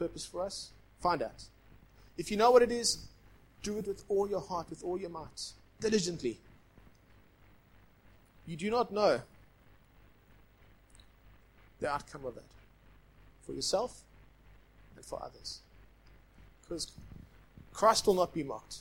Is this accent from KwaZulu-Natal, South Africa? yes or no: yes; Durban, KwaZulu-Natal, South Africa; now in Johannesburg, South Africa; I grew up in Point Road, Durban.